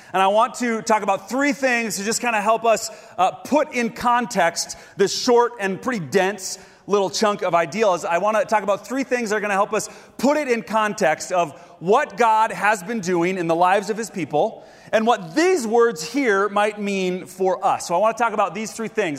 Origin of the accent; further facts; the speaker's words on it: Grand Rapids, Minnesota, United States; moved away; my hometown, Grand Rapids, Minnesota